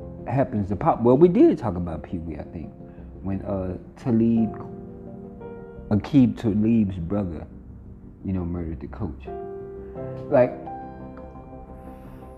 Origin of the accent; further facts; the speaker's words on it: Monroe, Louisiana, United States; moved away; Monroe, Louisiana, like I said, that's my heaven on earth. Regardless of how small it is, regardless of what we don't have and what we do have, I love my hometown to the fullest